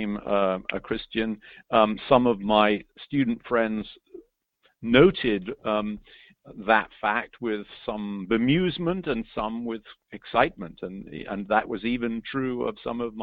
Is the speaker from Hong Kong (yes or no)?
no; England, United Kingdom; moved away as an adult; now in United States; I'm an Englishman born and bred, but I've lived in America now for over 30 years.